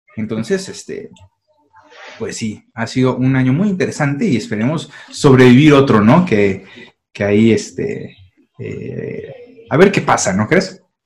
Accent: San Luis Potosí, Mexico; nosotros que somos de San Luis Potosí

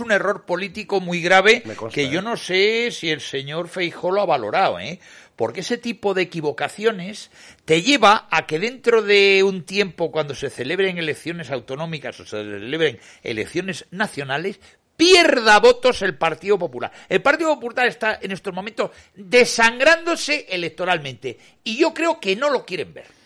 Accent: Cantabria, Spain; presidente de mi tierra

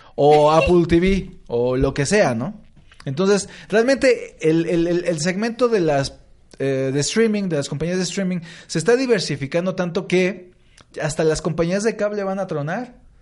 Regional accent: Mexico City, Mexico

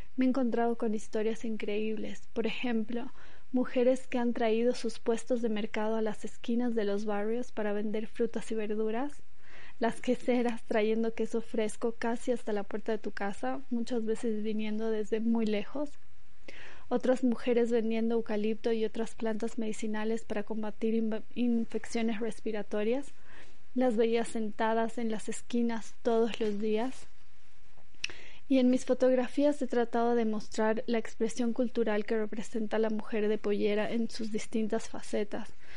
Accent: La Paz, Bolivia; moved away as an adult; soy boliviana, fotógrafa documental y a pesar de haber vivido muchos años fuera, hoy me toca vivir la pandemia desde la ciudad donde nací, que es La Paz

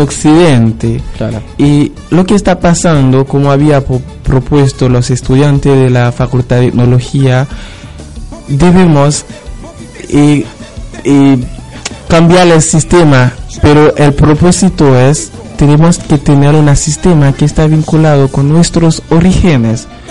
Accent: Haiti; now in Argentina

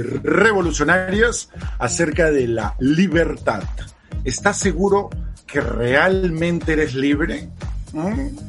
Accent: Peru; also born or lived in Chile; De viaje como peruano

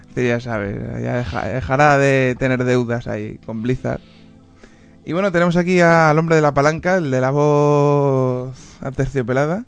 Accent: Spain; soy, soy español

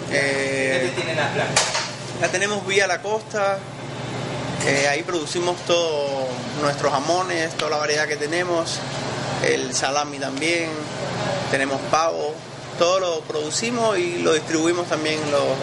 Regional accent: Cuba; now in Ecuador; aproximadamente unos 10 años ya, eh, eh, desde que vine de Cuba

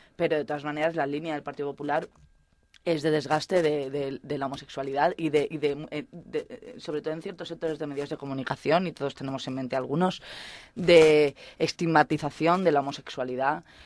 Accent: Mallorca, Balearic Islands, Spain; moved away as an adult; now in Salamanca, Spain; soy mallorquina

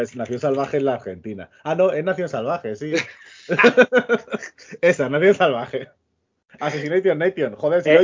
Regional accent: Extremadura, Spain; que soy de Extremadura

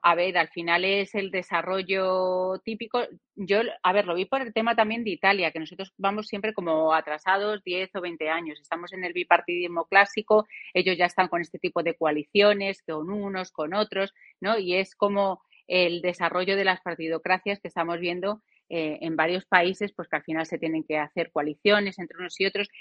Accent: Spain

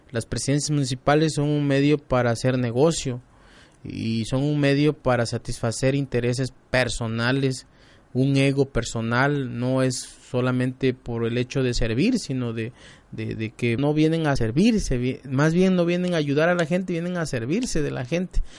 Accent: Nuevo León, Mexico; recuerdo mi época de niño allá en el Cepudo, allá de donde soy originario, de donde viven mis padres, mi familia

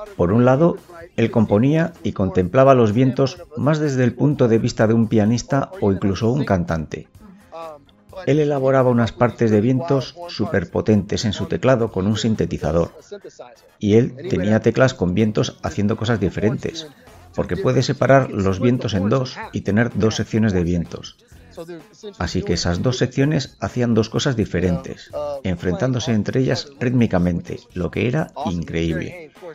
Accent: United States; Yo soy americano

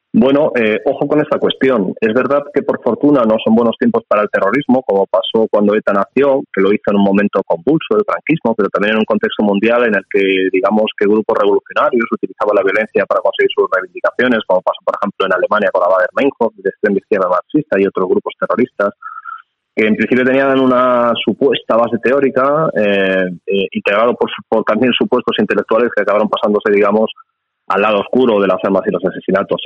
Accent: Spain; como español

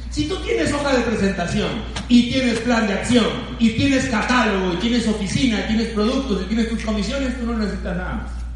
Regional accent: Lima, Peru; yo nací en Huaycán, conozco la pobreza.

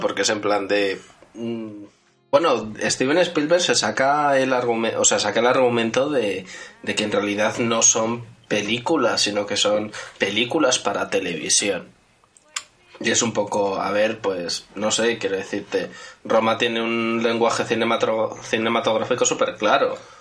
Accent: Madrid, Community of Madrid, Spain; los tres integrantes de la mesa que nacimos en Madrid

